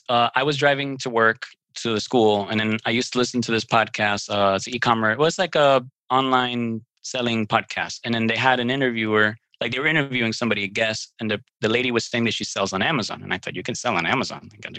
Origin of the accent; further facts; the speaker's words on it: New York City, New York, United States; born there; now in Miami, United States; I live in Miami, Florida. I was born in New York City, Brooklyn. I'm Cuban, soy cubano.